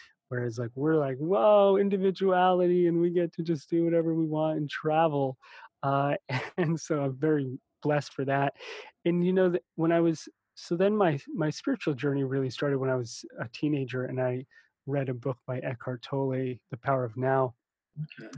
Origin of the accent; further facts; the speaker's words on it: United States; also born or lived in New Jersey / New York / Russia; now in Hawaii, United States; when I was little growing up in New York and then New Jersey, you know, we were definitely poor. My family came over from Russia